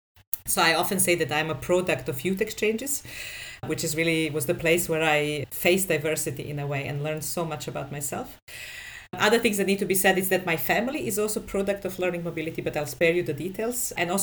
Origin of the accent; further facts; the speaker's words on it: Serbia; I come from Serbia. And I actually always lived in Serbia.